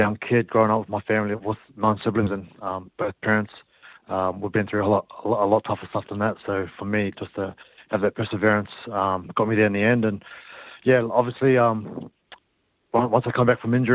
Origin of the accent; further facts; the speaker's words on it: New Zealand; been brought up in New Zealand